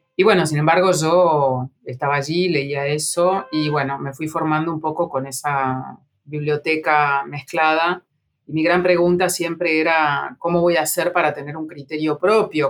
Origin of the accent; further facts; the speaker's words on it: Junín, Buenos Aires Province, Argentina; now in Buenos Aires, Argentina; de Junín, la ciudad donde yo nací, y también de Buenos Aires, la ciudad donde yo vivo